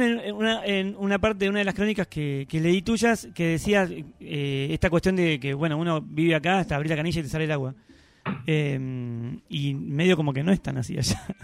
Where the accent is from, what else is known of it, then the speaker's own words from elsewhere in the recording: Argentina; soy de Argentina